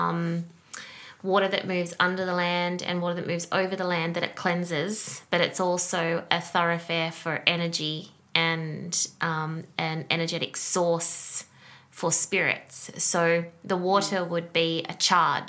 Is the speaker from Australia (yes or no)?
yes; Windsor, New South Wales, Australia; I was born in Windsor as well